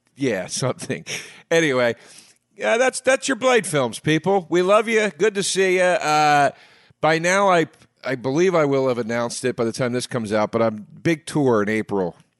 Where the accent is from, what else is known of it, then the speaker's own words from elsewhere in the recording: East Coast, United States; I grew up on the East Coast